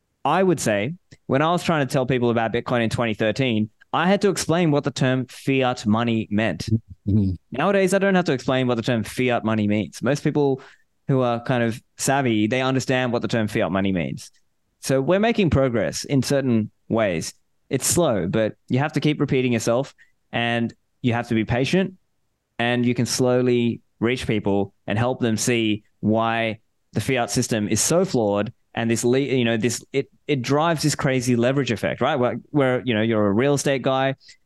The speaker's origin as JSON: {"language": "English", "town": "Sydney", "region": "New South Wales", "country": "Australia", "tie": "born or raised there", "also_born_or_lived": "Sri Lanka", "said": "So I was born in Sri Lanka. Okay. But I was raised in Australia. So I was raised in Sydney, Australia. So I'm an Australian citizen."}